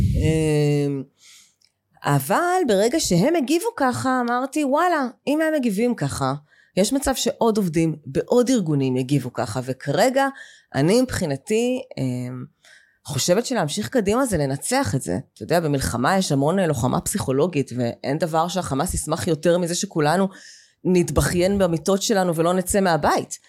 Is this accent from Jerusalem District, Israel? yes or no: no; Be'eri, Southern District, Israel; moved away as an adult; אני בת בארי, גדלתי בקיבוץ בארי מגיל אה, שנתיים עד גיל 26.